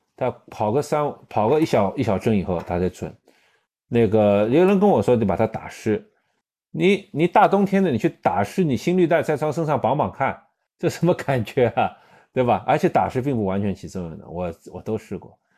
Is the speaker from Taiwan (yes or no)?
no; China; 有些时候是因为我们中国人去不了